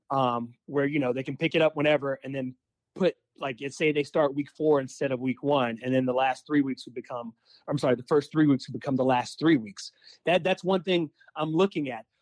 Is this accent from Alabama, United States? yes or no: yes; Alabama, United States; moved away; also born or lived in Mississippi; when I was growing up in Alabama and went to school in Mississippi and came back to work in Alabama